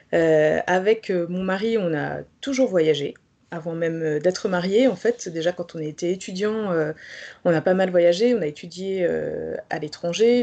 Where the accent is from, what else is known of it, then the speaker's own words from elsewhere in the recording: Pays de la Loire, France; moved away as an adult; also born or lived in Belgium; je suis née en Loire-Atlantique.